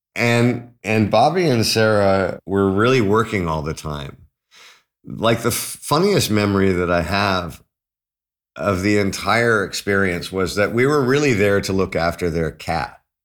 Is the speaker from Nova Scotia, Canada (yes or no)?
no; Toronto, Ontario, Canada; also born or lived in London, United Kingdom; growing up in Toronto